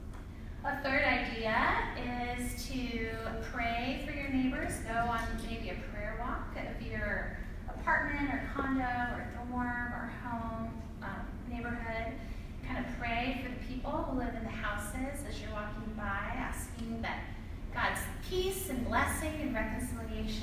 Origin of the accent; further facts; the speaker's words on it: Spokane, Washington, United States; moved away; also born or lived in Boston; I grew up in Spokane